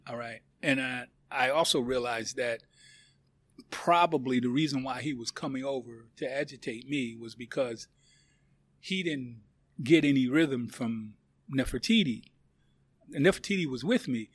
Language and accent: English; United States; I'm from the United States of America